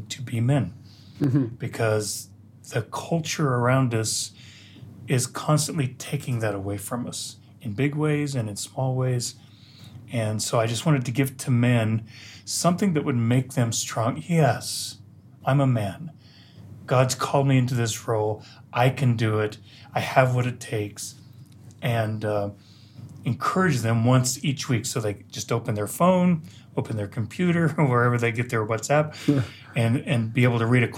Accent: United States; moved away as an adult; also born or lived in Colorado; now in Jerusalem, Israel; I'm actually American

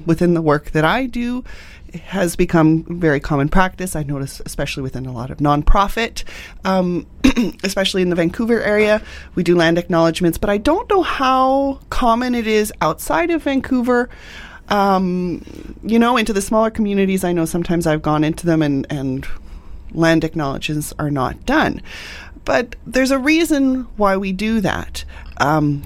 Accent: England, United Kingdom; now in Canada; I was born in England and I came over

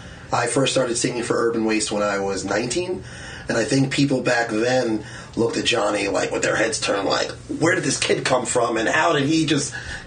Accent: Long Island, New York, United States; also born or lived in Port Jefferson Station / Coram; I am, was born and raised on Long Island. Born in Stony Brook Hospital at 12:52 in the afternoon.

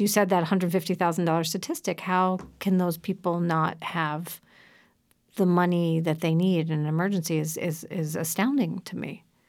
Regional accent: Philadelphia, Pennsylvania, United States; I grew up in Philadelphia

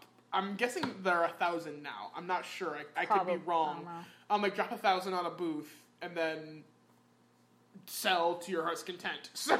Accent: Midwest, United States; moved away; I'm from the Midwest.

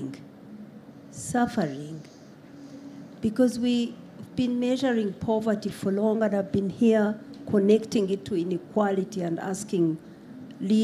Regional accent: Uganda; I come from Uganda. We have affirmative action for women in politics

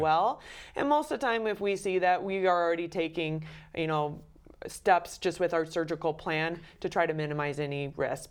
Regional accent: Belle Fourche, South Dakota, United States; also born or lived in Detroit, Michigan; I am born and raised in South Dakota. I grew up in Belfouche

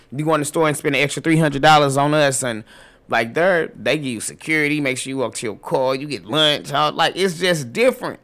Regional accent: St. Louis, Missouri, United States; moved away as an adult; now in Atlanta, United States; I'm, I'm originally from Saint Louis

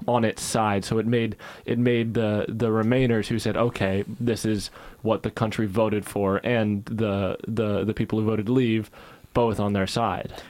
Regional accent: United States; now in United Kingdom; being American

